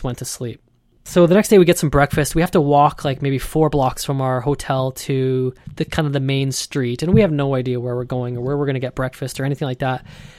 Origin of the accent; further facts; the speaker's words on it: Canada; And, you know, we're from Canada. I've never seen a gecko before.